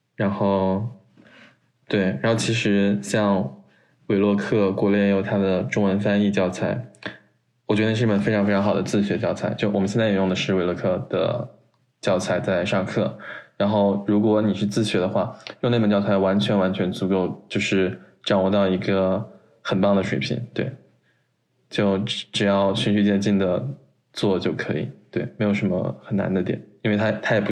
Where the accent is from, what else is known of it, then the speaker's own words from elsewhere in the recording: China; now in United States; 只有我一个中国人